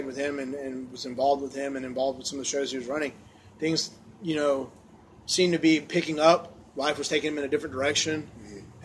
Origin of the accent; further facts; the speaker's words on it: United Kingdom; I'm British